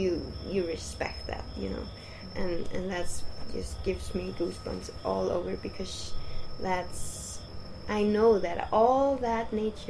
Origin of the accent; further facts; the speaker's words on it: Iceland; I grew up in this enormous empty void space, 2.5 hours from the capital of Iceland, under one of the longest glaciers.